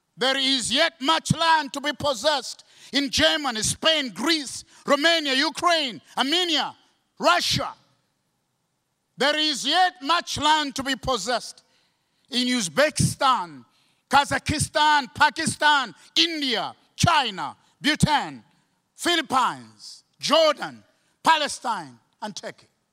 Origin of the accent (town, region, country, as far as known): Malawi